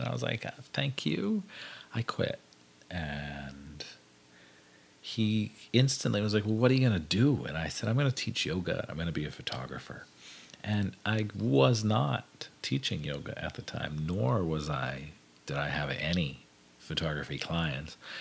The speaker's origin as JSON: {"language": "English", "town": "Hazleton", "region": "Pennsylvania", "country": "United States", "tie": "born or raised there", "moved": "as an adult", "said": "I grew up in the Hazleton, Pennsylvania area"}